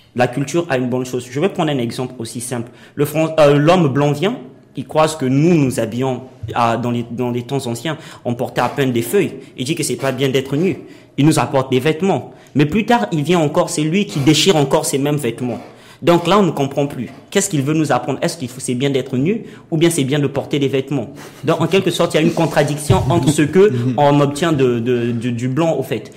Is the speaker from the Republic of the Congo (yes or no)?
yes; Republic of the Congo; moved away as an adult; now in Morocco; je suis congolais, je sors de mon pays à la quête de la réussite